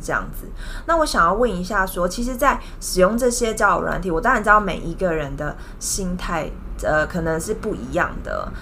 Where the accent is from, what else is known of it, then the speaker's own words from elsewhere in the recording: Taiwan; 我们台湾人